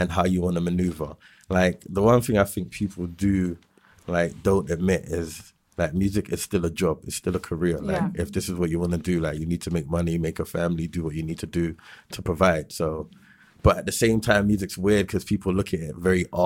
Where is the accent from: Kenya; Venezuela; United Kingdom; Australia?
United Kingdom; London; I'm an artist from West London